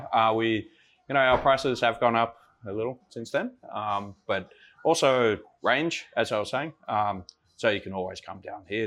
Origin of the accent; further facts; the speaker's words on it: Sydney, New South Wales, Australia; moved away as an adult; also born or lived in Copenhagen, Denmark; now in Denmark; from Australia, uh, from Sydney, and uh, moved over here in 2006